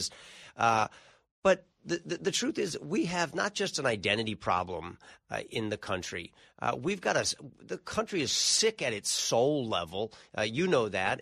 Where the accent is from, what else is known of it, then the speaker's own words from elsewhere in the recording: California, United States; I come from California, the land of loose